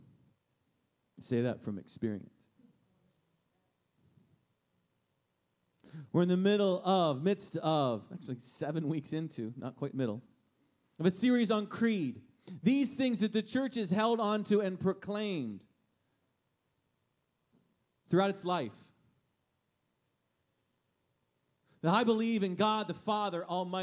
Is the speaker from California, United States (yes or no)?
no; Steelers territory, Pennsylvania, United States; moved away; I'm from Steelers territory.